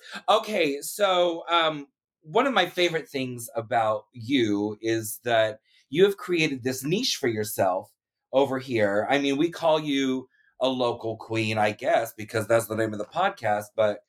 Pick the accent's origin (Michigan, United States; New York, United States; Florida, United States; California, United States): Florida, United States; Leesburg; I grew up in Leesburg. Uh-huh. Which, very small, one-horse town, as they say, and there was, like, no culture, there was no gay scene at all.